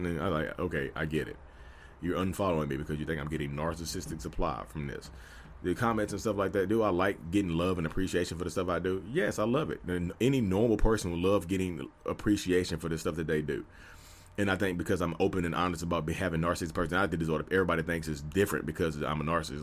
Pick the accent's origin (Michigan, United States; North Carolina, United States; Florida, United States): North Carolina, United States; I'm from North Carolina, I'm a real estate agent, I'm out here